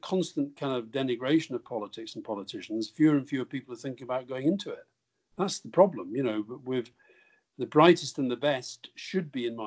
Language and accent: English; Yorkshire and the Humber, United Kingdom; I was born in Yorkshire